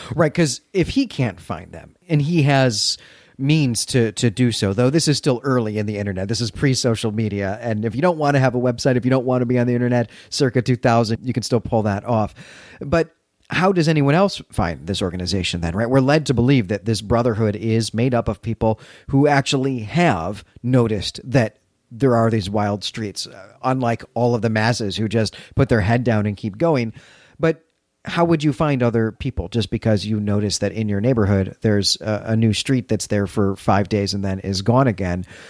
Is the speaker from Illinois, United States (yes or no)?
yes; Chicago, Illinois, United States; my hometown of Chicago